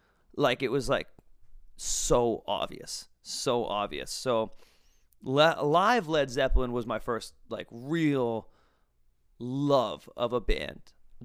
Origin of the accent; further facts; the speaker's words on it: Massachusetts, United States; also born or lived in Netherlands / California; Now, I grew up here in Massachusetts, then lived in the Netherlands, then flew to California, then moved back here within like 8 or 9 years.